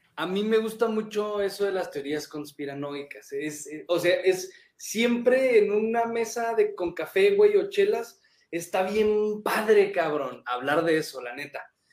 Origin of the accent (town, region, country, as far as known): Mexico